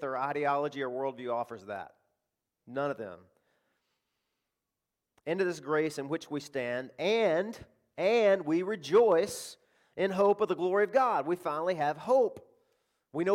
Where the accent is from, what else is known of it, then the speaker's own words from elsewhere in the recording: Arkansas, United States; I live in the South. I live in cotton country. I grew up there in Arkansas